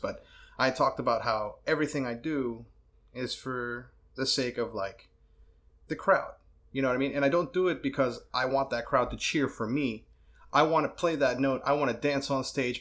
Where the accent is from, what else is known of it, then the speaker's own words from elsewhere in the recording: New York City, New York, United States; I'm a bad New Yorker. I was born in Brooklyn, Rockaway